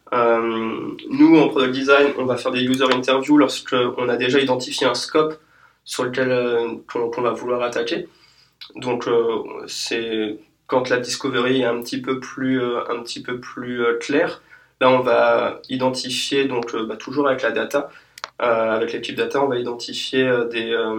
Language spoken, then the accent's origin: French; France; nous, en tant que Français